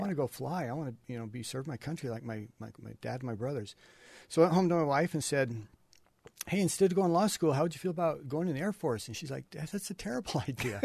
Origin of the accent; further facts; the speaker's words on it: Cache Valley, Utah, United States; I grew up milking cows up in Cache Valley